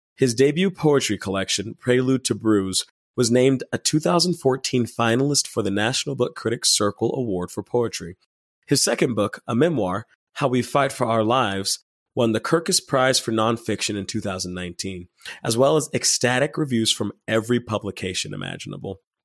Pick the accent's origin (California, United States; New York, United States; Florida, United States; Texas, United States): Texas, United States; Dallas; I am from Dallas, Texas